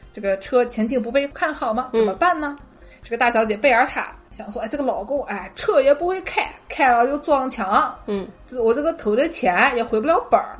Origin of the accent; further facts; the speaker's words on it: China; now in United States; 我们中国人